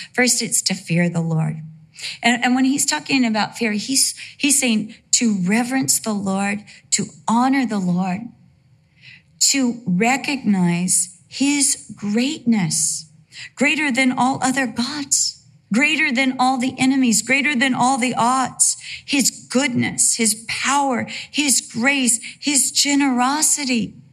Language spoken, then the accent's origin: English; Costa Mesa, California, United States; also born or lived in Santa Ana, California / Vista, California / England; For the most part of my life, I lived in Costa Mesa, California